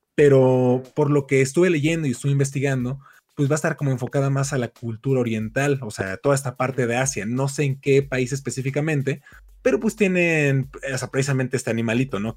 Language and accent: Spanish; Mexico; soy un mal mexicano